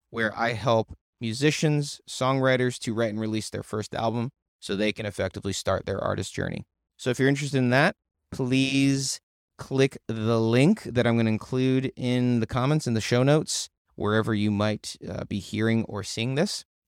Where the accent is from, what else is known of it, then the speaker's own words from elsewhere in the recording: United States; I'm American. We're American